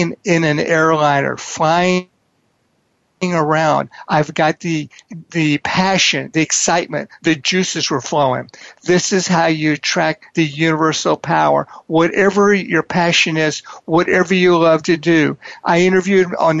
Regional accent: Houston, Texas, United States; I grew up in Houston, Texas in a divorced family

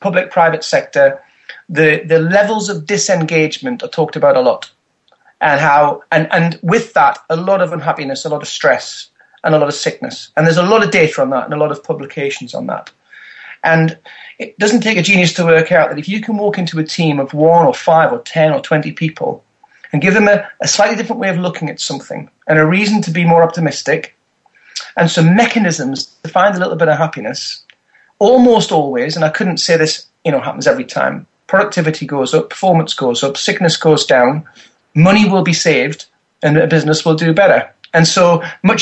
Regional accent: north of England, United Kingdom; accent: Northern; also born or lived in Berkshire; now in South of England, United Kingdom; I am from the north of England

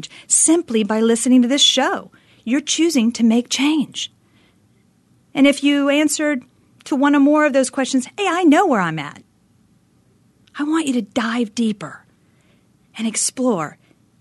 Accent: Northeast, United States; now in Phoenix, United States; my hometown back in the frigid Northeast

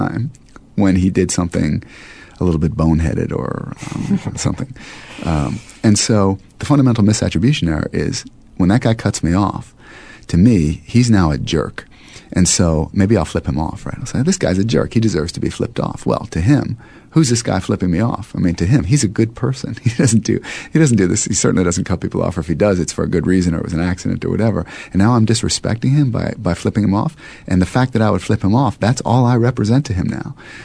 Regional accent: United States; as an American

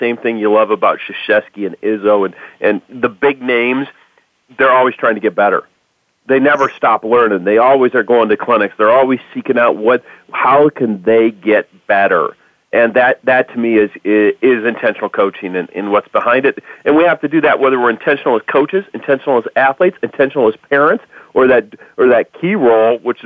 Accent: Michigan, United States; I grew up in Michigan

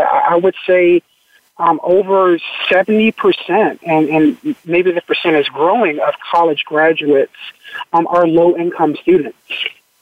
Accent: Washington, District of Columbia, United States; Growing up in Washington, D.C., I'm a native Washingtonian.

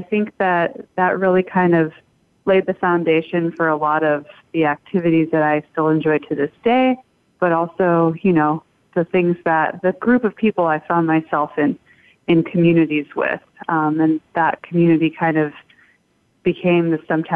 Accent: Spokane, Washington, United States; moved away as an adult; also born or lived in Puyallup, Washington; now in Portland, United States; I've been a Northwest girl all my life. Grew up in Eastern Washington outside of Spokane, and then moved to Puyallup when I was a teenager

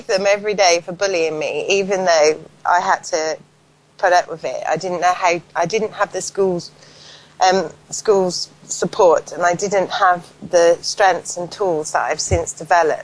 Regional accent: Paulton, South West England, United Kingdom; grew up in a little village called Poulton, which is about 10 miles from Bath

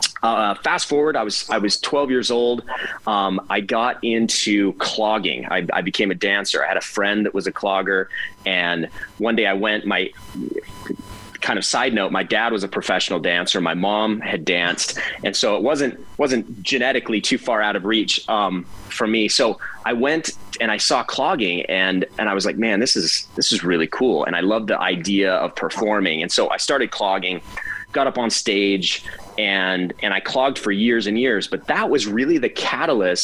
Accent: Cottonwood Heights, Utah, United States; I grew up in Cottonwood Heights, sandy area of Utah. Born and raised there

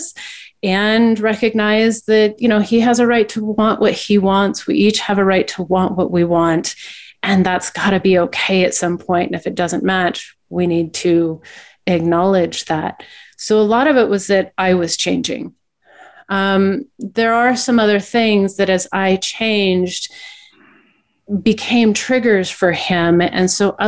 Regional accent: Portland, Oregon, United States; moved away as an adult; now in Salt Lake City, United States; I was born and raised in Portland

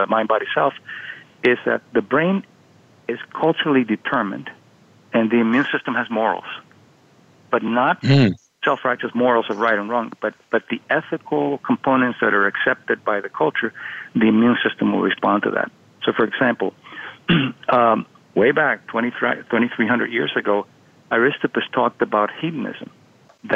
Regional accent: Miami, Florida, United States; when I was a kid, I was growing up in Miami

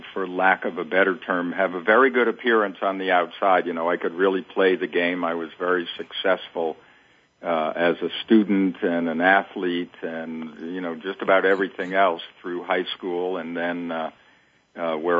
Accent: New England, United States; I grew up in New England

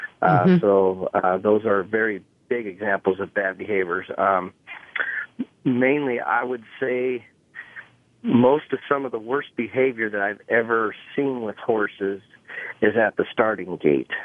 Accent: Skyway, Washington, United States; also born or lived in Utah / Renton, Washington; I wasn't raised in Utah, but I was born there. And I was raised in Washington, in a little town called Skyway.

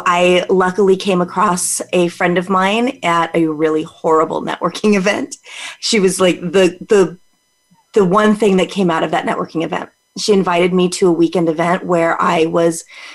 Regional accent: California, United States; also born or lived in Las Vegas, Nevada; Born and raised in California, escaped to Vegas for a little bit, met my husband, got dragged back.

